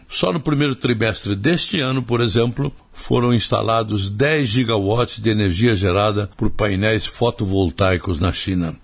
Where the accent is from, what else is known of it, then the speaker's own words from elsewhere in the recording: Brazil; como brasileiro